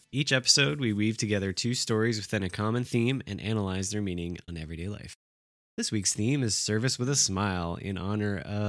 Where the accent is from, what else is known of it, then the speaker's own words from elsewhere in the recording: New Jersey, United States; We're both from New Jersey